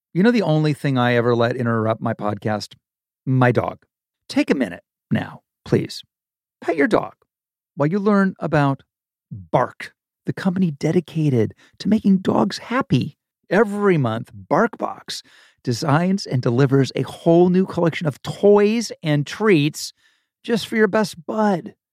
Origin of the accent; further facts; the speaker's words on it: Malibu, California, United States; also born or lived in Ohio; that's what growing up in Malibu was like in the, in the late seventies and into the end of the eighties